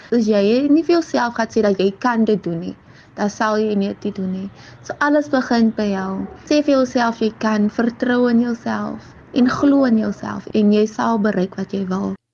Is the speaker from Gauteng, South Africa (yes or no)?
no; Kraaifontein, Western Cape, South Africa; Ek is van Samowillen Kryfontein